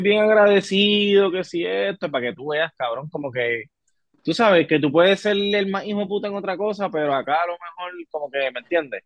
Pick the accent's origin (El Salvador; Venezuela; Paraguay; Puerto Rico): Puerto Rico; yo soy de Puerto Rico